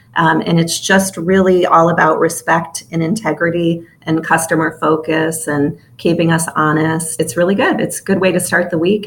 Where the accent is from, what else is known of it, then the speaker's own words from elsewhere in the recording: Chicago, Illinois, United States; I'm from Chicago, the city of Chicago.